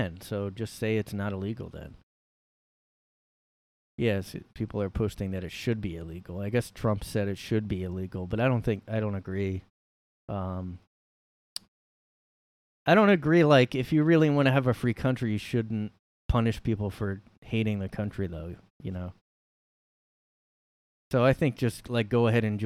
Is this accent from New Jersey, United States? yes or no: yes; Bridgeton, New Jersey, United States; I'm from South Jersey